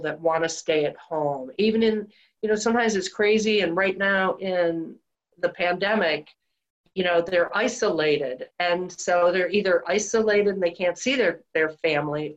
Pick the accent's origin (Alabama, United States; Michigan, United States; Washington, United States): Michigan, United States; Detroit; Outside of Detroit. Well, when I was really little in Detroit. And then after that, suburbs of Detroit, Michigan